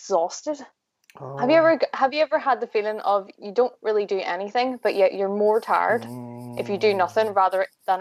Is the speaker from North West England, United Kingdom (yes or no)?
no; Belfast, Northern Ireland, United Kingdom; I am from Belfast in Northern Ireland